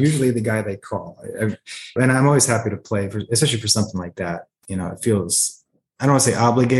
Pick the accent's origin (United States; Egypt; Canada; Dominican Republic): United States; Avon, Connecticut; now in North Texas, United States; I grew up in Avon, Connecticut. Pretty good sizable Ukrainian community there. So I was kind of immersed in the culture there. We spoke Ukrainian at home.